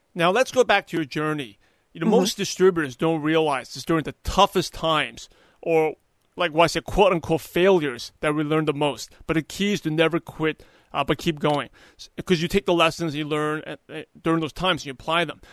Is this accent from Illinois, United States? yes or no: no; New York, United States; I'm originally from New York